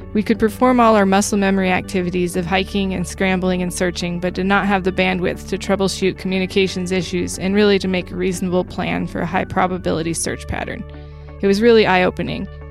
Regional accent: Wyoming, United States; Growing up in Wyoming

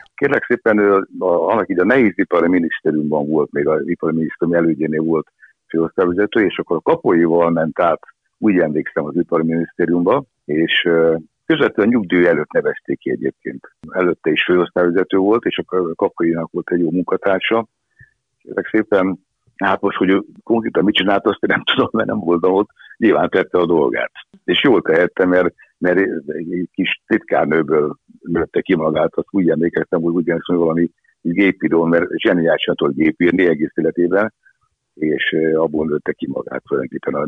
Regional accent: Budapest, Hungary; also born or lived in Esztergom; Akkor én egy kőbányai gyerek vagyok, kőbányai születtem, és ott is éltem 20 évig, 21 éves koromig

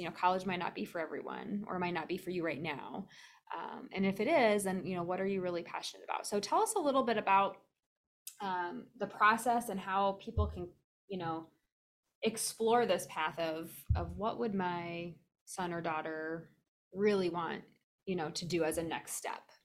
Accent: Lansing, Iowa, United States; I grew up in Lansing, Iowa, which is straight north of Dubuque.

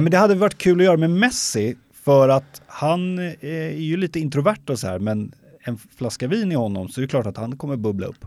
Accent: Sweden; also born or lived in Stockholm; som svensk

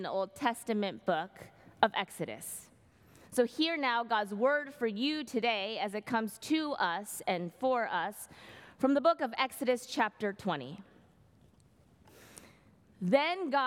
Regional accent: Bay Area, California, United States; moved away as an adult; also born or lived in New York City; now in Berkeley, United States; I grew up in the Bay Area, I spent a decade and a half living in New York City.

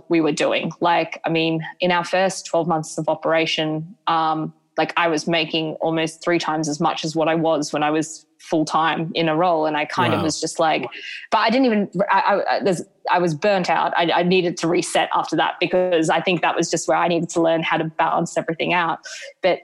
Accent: Brisbane, Queensland, Australia; moved away as an adult; also born or lived in London, United Kingdom; having last worked at Sports Girl as a casual at Indooroopilly when I was growing up

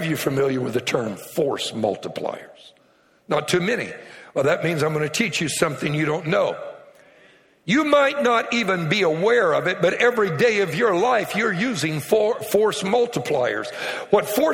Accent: Cajun, Louisiana, United States; I'm Cajun, and I love telling jokes from my culture

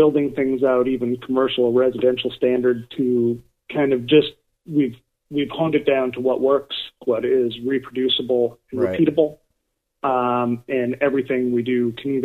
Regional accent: Minneapolis, Minnesota, United States; now in Portland, United States; I grew up in South Minneapolis, went to high school in northern Minnesota

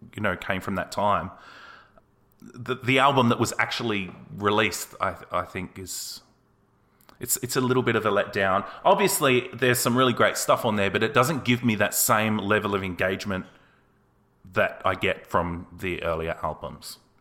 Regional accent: Australia; I'm an Australian guy

